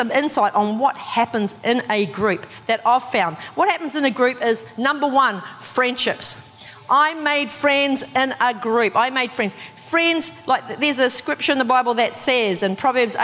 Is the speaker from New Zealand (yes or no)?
yes; New Zealand; I'm from New Zealand, so I've came, like, grew up with gangs. Like, there's lots of gangs in the town that I'm from